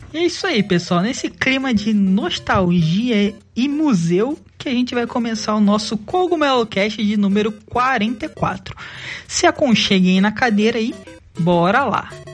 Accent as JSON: {"language": "Portuguese", "region": "Rio de Janeiro", "country": "Brazil", "said": "Eu sou do Rio"}